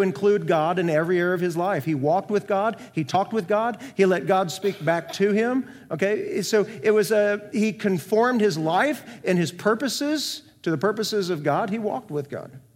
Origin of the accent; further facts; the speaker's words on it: North Iowa, United States; moved away; also born or lived in Central Florida; I grew up in North Iowa, twenty minutes south of the Minnesota border